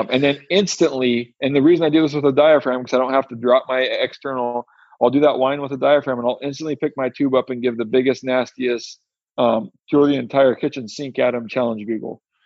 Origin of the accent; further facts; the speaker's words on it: Western Washington, United States; I'm from Western Washington